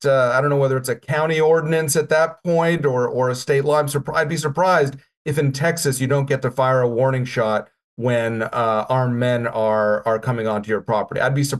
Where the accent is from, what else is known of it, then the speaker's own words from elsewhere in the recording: Russia; moved away; also born or lived in Canada; Although I did not stream across the southern border. I enjoyed immigrating so much from Russia